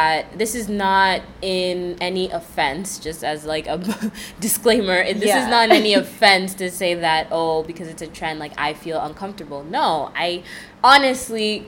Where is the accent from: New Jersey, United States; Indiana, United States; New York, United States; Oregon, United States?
New York, United States; New York City; I grew up in New York City for practically my whole life